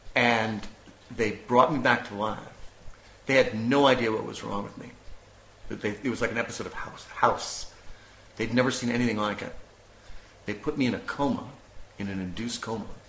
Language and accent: English; United States; moved away as an adult; now in Prague, Czech Republic; I am an American